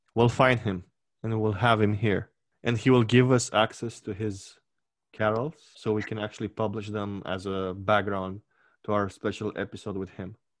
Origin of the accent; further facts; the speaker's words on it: Romania; my hometown, which is your adoptive hometown